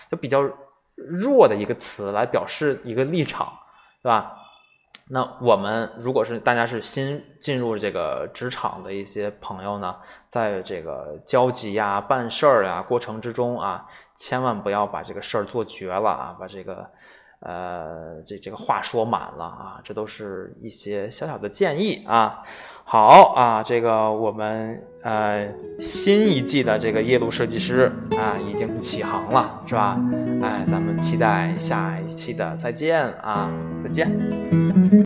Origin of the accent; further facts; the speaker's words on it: China; 尤其我们中国人